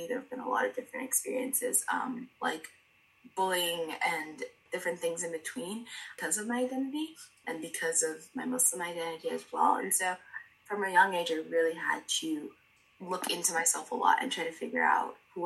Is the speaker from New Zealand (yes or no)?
no; Miami, Florida, United States; I'm from Miami